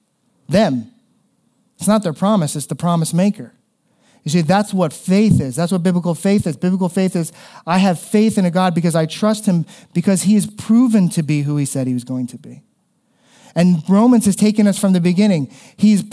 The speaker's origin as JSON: {"language": "English", "region": "South Florida", "country": "United States", "tie": "born or raised there", "moved": "yes", "said": "where I grew up in South Florida"}